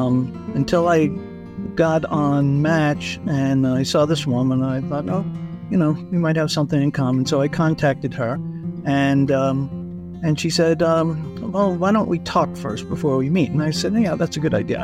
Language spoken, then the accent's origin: English; Colorado, United States; I'm from Colorado